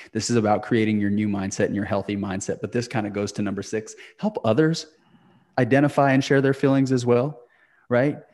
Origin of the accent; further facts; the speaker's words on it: Clayton, New Mexico, United States; moved away; my hometown of Clayton, New Mexico